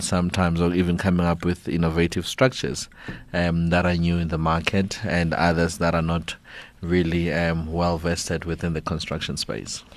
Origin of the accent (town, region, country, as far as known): South Africa